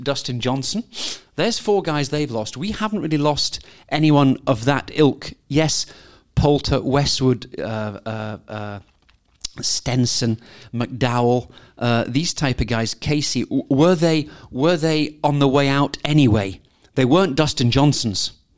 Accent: Scotland, United Kingdom; I'm a Scot. I'm a very proud Scot.

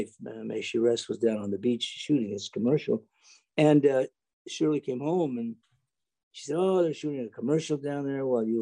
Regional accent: Canada; I was a Canadian

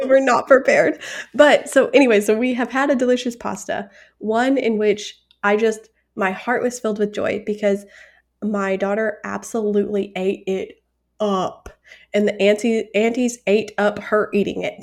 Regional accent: United States; I'm American

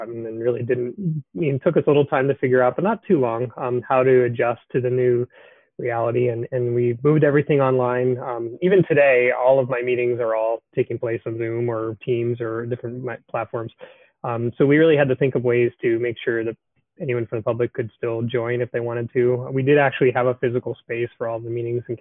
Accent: East Coast, United States; moved away as an adult; now in Bismarck, United States; I moved from the East Coast. I grew up there.

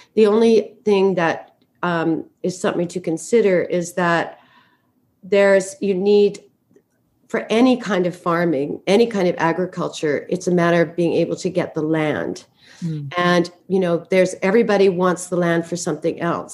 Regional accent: Vancouver, British Columbia, Canada; I grew up in Vancouver, Canada.

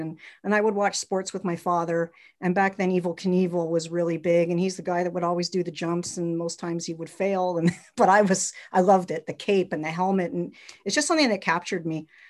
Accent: Montreal, Quebec, Canada; I grew up in Montreal, Quebec

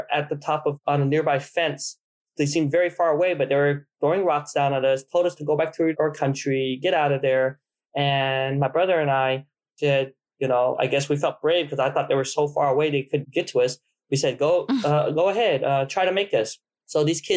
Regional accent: Provo, Utah, United States; also born or lived in Vietnam; I was born in Vietnam and we came to the United States before we lost our country, right before we lost our country, and we settled in Provo, Utah. I grew up in Provo, Utah

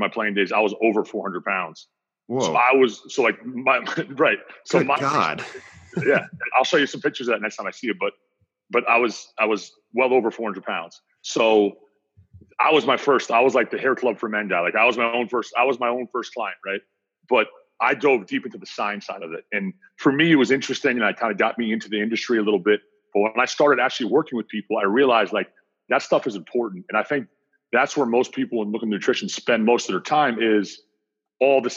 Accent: New Jersey, United States; also born or lived in Mount Pleasant, Michigan; I'm from New Jersey, but I spent 5 years in beautiful Mount Pleasant, Michigan.

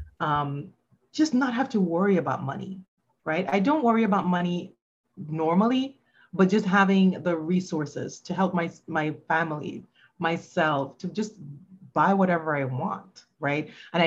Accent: Jamaica; now in United States; I grew up in Jamaica and we used to wear uniforms to school

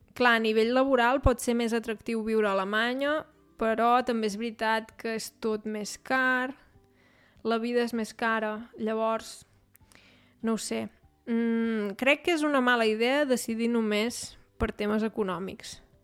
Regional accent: Catalonia, Spain; moved away as an adult; now in Munich, Germany; he crescut a Catalunya

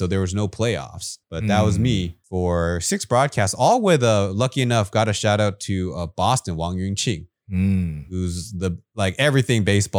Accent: Taipei, Taiwan; And so growing up in Taipei, I looked up to the professional ball players here in Taiwan

